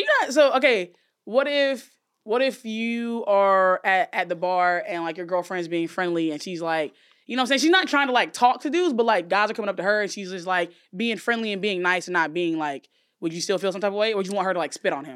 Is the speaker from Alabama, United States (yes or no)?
yes; Alabama, United States; moved away; I grew up in Alabama